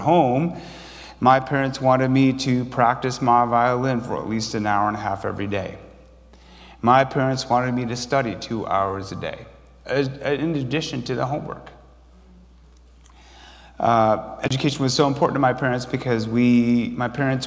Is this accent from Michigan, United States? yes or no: yes; Grand Blanc, Michigan, United States; moved away; also born or lived in Chicago; I didn't know if I was from Korea or from Grand Blanc, Michigan.